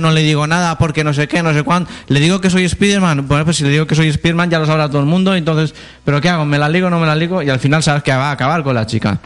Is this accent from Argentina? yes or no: no; Spain; soy español